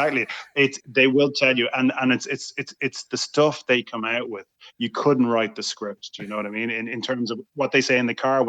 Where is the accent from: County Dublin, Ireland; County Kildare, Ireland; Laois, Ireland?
County Kildare, Ireland; it's 15 minutes from where I grew up in Strathfinn.